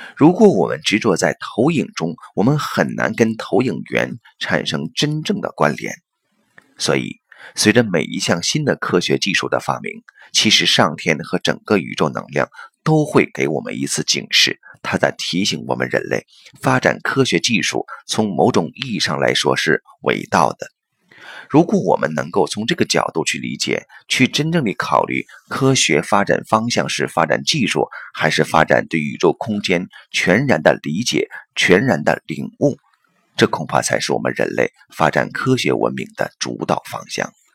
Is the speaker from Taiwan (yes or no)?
no; China; 用我们中国人的历史来看的话